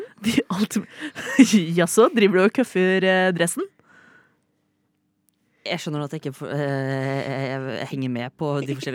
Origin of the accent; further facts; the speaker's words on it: Fredrikstad, Østfold, Norway; Jeg er 27 år gammel. Um, også er jeg fra Fredrikstad.